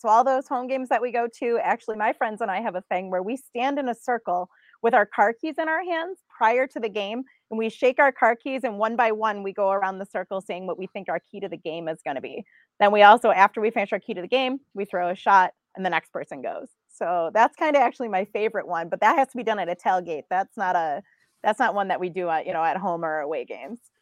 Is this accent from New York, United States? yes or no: yes; Buffalo, New York, United States; I grew up in Buffalo